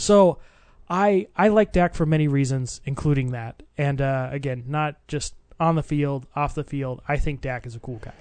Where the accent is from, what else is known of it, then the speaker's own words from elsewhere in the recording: Arizona, United States; I'm from Arizona